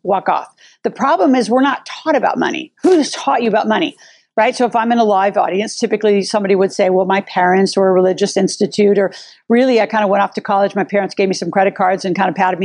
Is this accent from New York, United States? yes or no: no; Nebraska, United States; I grew up in Nebraska